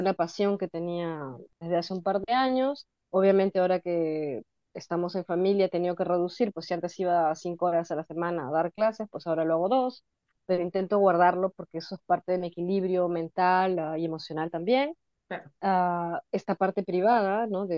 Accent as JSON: {"language": "Spanish", "country": "Peru", "moved": "yes", "lives_now": "Brussels, Belgium", "said": "ahora soy una mezcla extraña de peruana nórdica"}